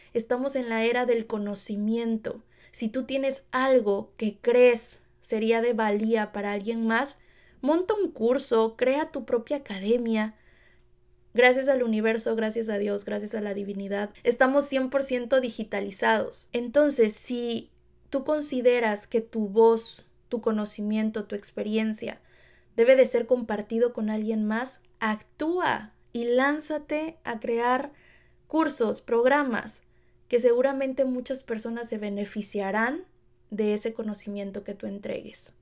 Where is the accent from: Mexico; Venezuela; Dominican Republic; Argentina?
Mexico; Veracruz; moved away as an adult; now in Los Angeles, United States; como mexicana en Veracruz